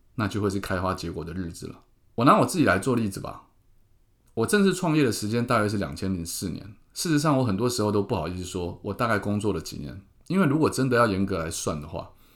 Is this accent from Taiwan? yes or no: yes; Keelung, Taiwan; moved away; also born or lived in Taipei; 杀回我的故乡